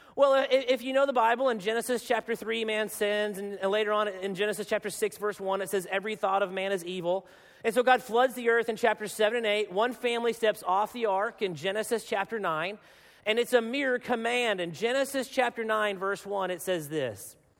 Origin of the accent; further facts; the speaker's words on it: Arkansas, United States; I am from Arkansas